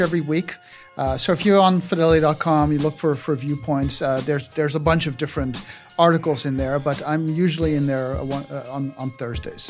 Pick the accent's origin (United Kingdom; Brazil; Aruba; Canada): Aruba; moved away; I grew up in Aruba, uh, starved for American pop culture